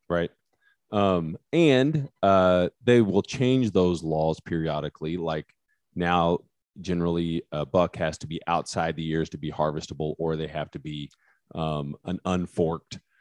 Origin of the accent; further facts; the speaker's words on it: West Texas, United States; accent: West Texas; my West Texas accent